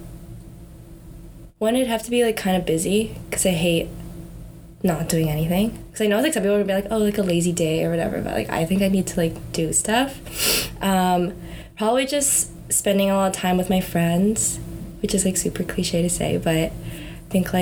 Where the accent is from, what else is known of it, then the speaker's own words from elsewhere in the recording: North Vancouver, British Columbia, Canada; I'm from North Van in BC